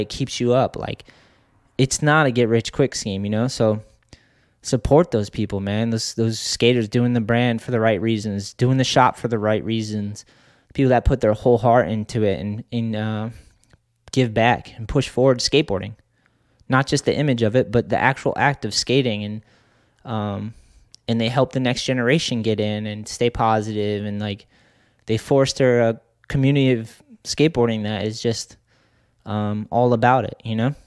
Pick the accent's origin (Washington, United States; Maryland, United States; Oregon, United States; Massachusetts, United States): Massachusetts, United States; Boston; growing up in Boston, seeing those dudes and knowing that we had a skate scene